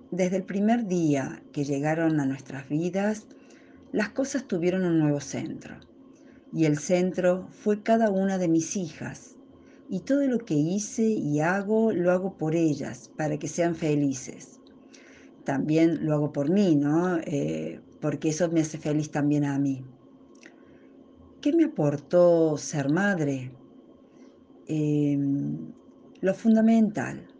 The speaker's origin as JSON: {"language": "Spanish", "region": "Córdoba", "country": "Argentina", "said": "de Córdoba, Argentina, esposa y madre de dos hijas ya mujeres."}